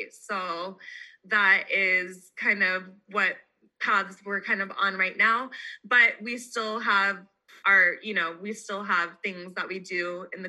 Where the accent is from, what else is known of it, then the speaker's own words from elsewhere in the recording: Kaneohe, Hawaii, United States; I was born and raised in Hawaii. Mm-hmm. So I know Kanani from my hometown, Kaneohe.